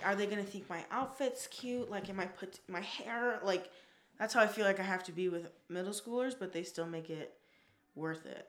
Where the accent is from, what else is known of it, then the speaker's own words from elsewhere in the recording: Las Vegas, Nevada, United States; also born or lived in Newport Beach, California; I am from Las Vegas, born and raised.